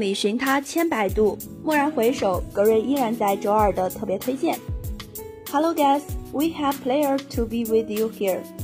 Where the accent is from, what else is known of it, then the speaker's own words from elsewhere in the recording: China; 我们是中国人